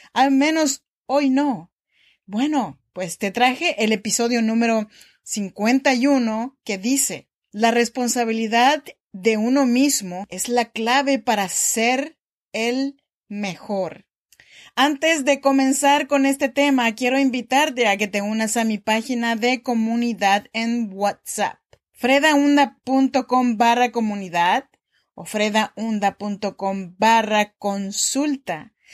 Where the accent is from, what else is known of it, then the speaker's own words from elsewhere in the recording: Oaxaca, Mexico; now in Sacramento, United States; yo soy mexicana de Oaxaca